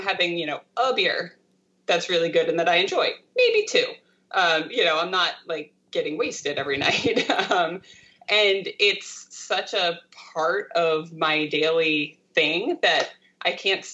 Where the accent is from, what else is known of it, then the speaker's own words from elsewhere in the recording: Delaware, United States; where I grew up in Delaware